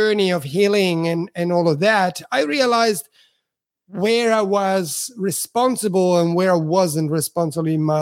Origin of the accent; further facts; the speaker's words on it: Switzerland; English is a second language; also born or lived in Italy; now in Australia; I'm Italian, but I grew up in Switzerland because my parents migrated after the war to Switzerland